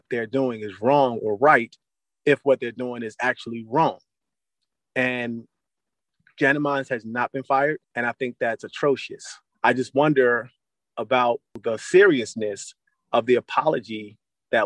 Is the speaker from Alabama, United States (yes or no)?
no; Philadelphia, Pennsylvania, United States; as a Black man born and raised in West Philadelphia